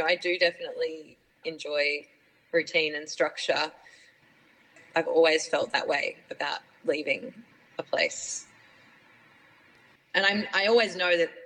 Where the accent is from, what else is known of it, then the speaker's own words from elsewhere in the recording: Brisbane, Queensland, Australia; moved away; I grew up in Queensland